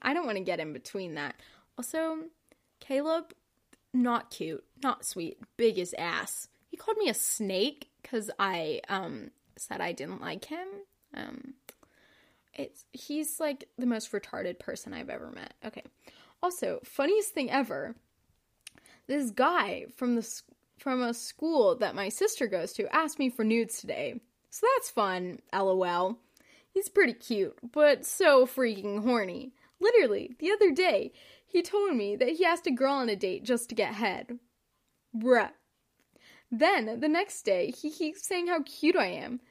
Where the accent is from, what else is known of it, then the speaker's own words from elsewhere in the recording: Kentucky, United States; I'm from Kentucky